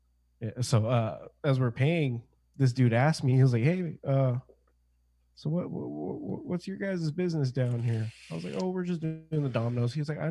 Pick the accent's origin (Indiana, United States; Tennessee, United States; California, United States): California, United States; Anaheim; I'm from California.